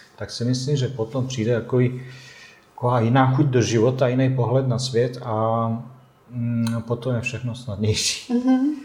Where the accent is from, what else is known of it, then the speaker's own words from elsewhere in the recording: Tuzla, Federation of Bosnia and Herzegovina, Bosnia & Herzegovina; Czech is a second language; moved away as an adult; also born or lived in Tušimice, Czech Republic; now in Plzeň, Czech Republic; já pocházím z Bosny a Hercegoviny